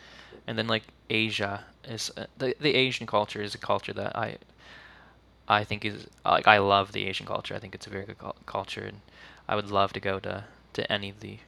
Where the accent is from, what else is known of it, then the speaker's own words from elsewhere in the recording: Nova Scotia, Canada; Growing up in Canada, you're kind of born into it.